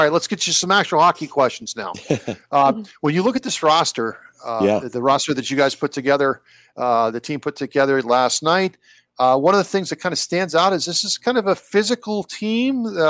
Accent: Youngstown, Ohio, United States; Over my hometown, Youngstown Phantoms.

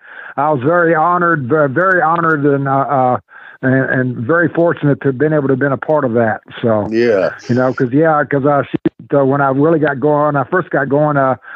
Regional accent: Mid-Atlantic, Virginia, United States; My home territory, Mid-Atlantic Championship Wrestling, Jim Crockett Promotions, because that's the territory that I grew up and was raised in.

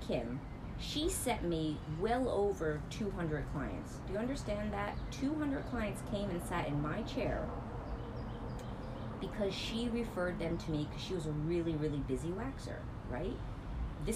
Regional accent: New Jersey, United States; I'm from Jersey

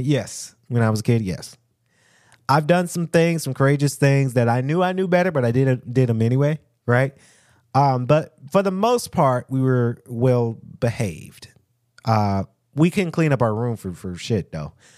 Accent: United States; us African American

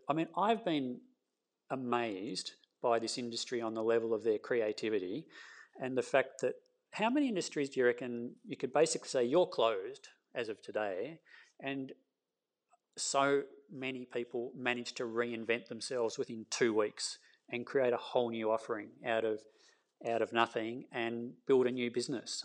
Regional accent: Castlemaine, Victoria, Australia; also born or lived in Melbourne; I grew up in Castlemaine

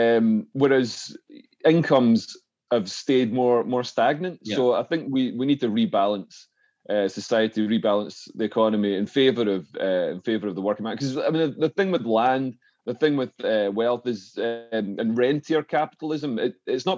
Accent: Scotland, United Kingdom; now in London, United Kingdom; as a Scot

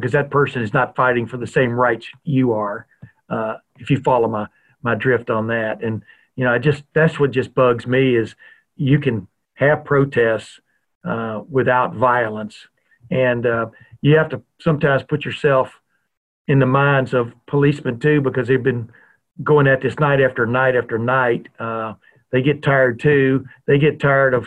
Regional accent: Lufkin, Texas, United States; moved away as an adult; also born or lived in the North; was born and raised in the South. I've lived in the North now since 1976.

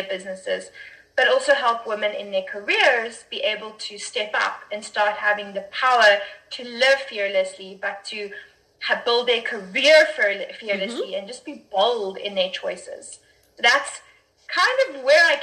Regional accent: South Africa; I'm from South Africa

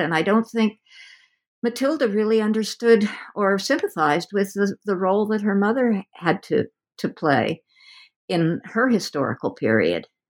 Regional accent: West Coast, United States; I'm from the West Coast

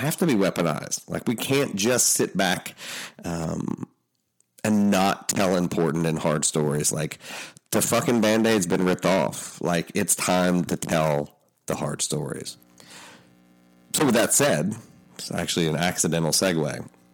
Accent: Appalachia, United States; I'm Appalachian. I'm finishing up a book on the people that everybody's talking about right now. My family settled what the New York Times called the hardest place to live in America.

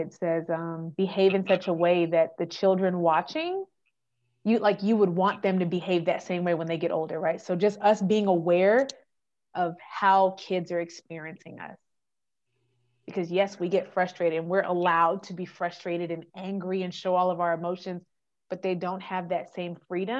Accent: California, United States; born there; also born or lived in Texas / Germany; I was like, well, I was born in California. Where'd you get your social? In Texas. But where'd you spend the most time? In Germany.

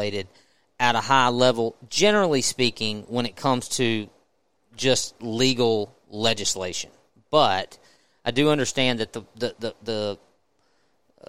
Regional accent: Mississippi, United States; I'm from Mississippi, and I have family property in Mississippi, and I've spent most of my life hunting in Mississippi

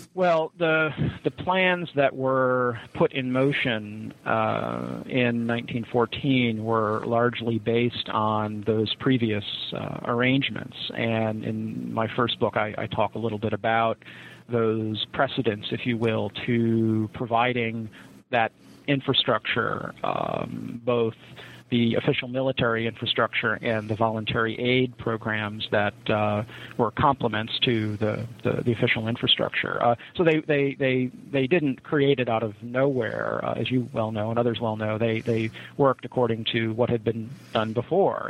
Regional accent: Rochester, New York, United States; I grew up in Rochester

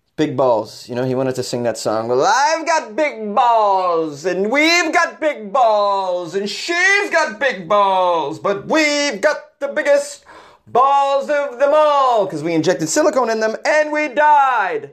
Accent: Boston, Massachusetts, United States; born or raised there; moved away; also born or lived in New York City / Los Angeles

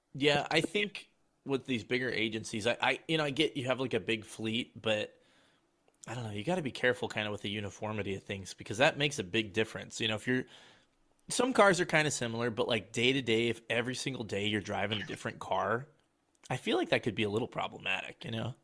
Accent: Colorado, United States; grew up in Colorado

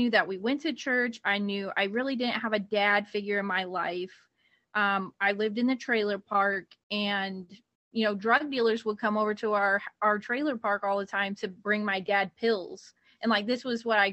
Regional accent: Ohio, United States; moved away; I'm actually from Ohio

